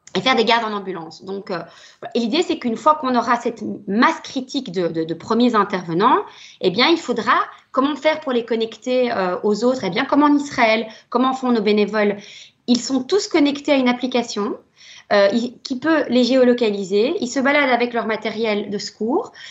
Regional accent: Belgium; chez nous en Belgique

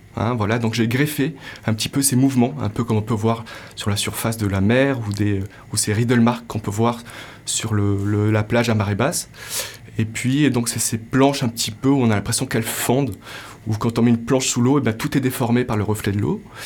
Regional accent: Morocco; j'ai grandi au Maroc

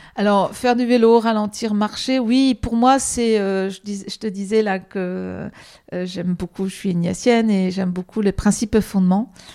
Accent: the Nord, Hauts-de-France, France; moved away as an adult; also born or lived in Marseille; now in Paris, France; À partir de l'âge de 9 ans, j'allais à vélo euh, à l'école. Et euh, je suis du Nord

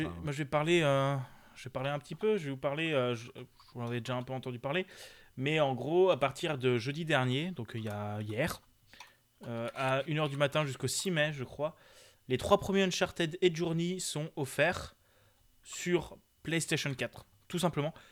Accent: Alsace, Grand Est, France; Chez nous, euh, on est pas mal aussi. On est en Alsace

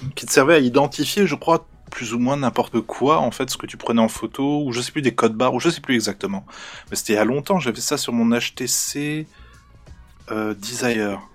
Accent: Normandy, France; je suis normand

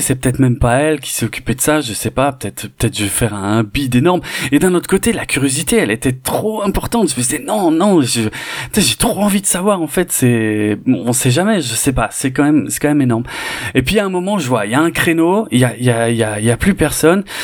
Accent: Mulhouse, Grand Est, France; j'ai grandi à Mulhouse

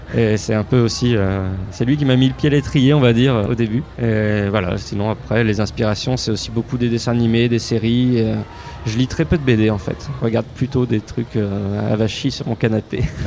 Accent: Picardy, Hauts-de-France, France; je viens de Picardie

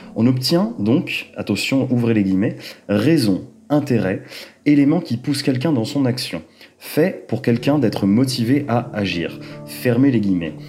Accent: Rennes, Brittany, France; moved away as an adult; now in Lyon, France; Rennes en Bretagne, de là d'où je viens

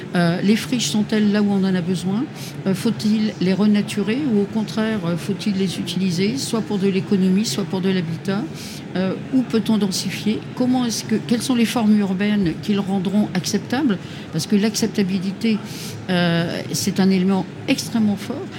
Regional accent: Hauts-de-France, France; je suis des Hauts-de-France

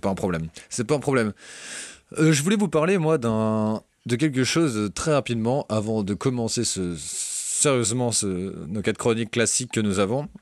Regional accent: Brittany, France; en tant que breton

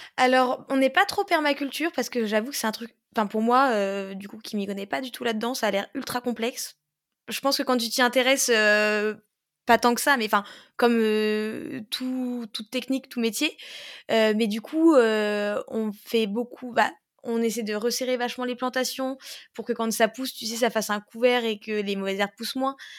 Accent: Pange, Grand Est, France; je viens de Pange, mais euh, c'est vrai que j'ai tendance à dire Metz parce que c'est la grande ville qui est à côté.

